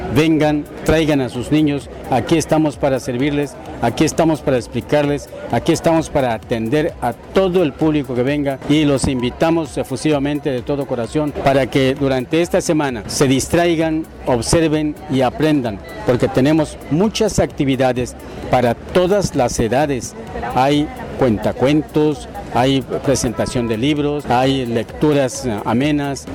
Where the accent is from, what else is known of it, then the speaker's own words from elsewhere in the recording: Valladolid, Yucatán, Mexico; also born or lived in Ciudad Guzmán, Jalisco / Mexico City / Mérida, Yucatán; soy de Valladolid, Yucatán